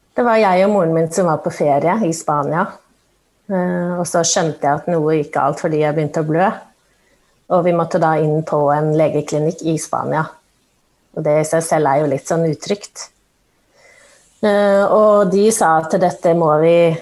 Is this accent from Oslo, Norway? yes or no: yes; Oslo, Norway; født og oppvokst i Oslo